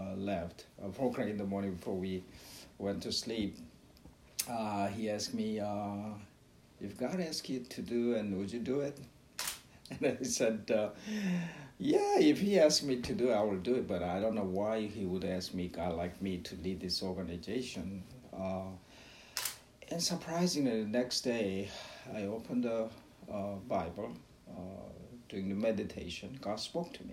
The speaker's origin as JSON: {"language": "English", "country": "South Korea", "tie": "born or raised there", "also_born_or_lived": "Brooklyn, New York, United States", "moved": "as an adult", "lives_now": "Ocala, United States", "said": "I was born and raised in Korea, South Korea, and I went to med school"}